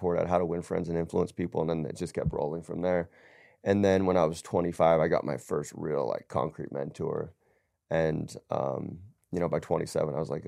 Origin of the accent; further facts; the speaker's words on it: Montana, United States; also born or lived in Phoenix / Las Vegas / Los Angeles / Orange County; I was born and raised in the West, right?